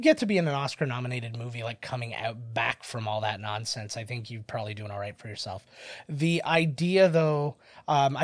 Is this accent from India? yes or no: no; Canada